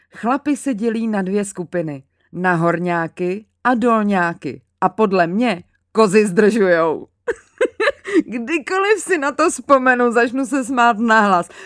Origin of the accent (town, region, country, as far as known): Mělník, Central Bohemian Region, Czechia; also born or lived in Angola